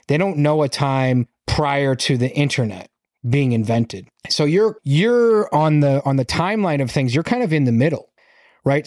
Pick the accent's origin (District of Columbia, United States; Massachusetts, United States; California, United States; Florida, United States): Massachusetts, United States; I'm from Massachusetts.